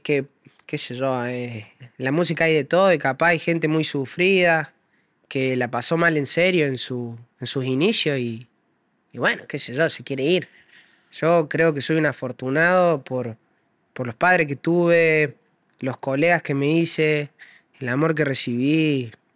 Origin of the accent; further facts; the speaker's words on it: Córdoba, Argentina; Córdoba es mi barrio, todo Córdoba es mi barrio.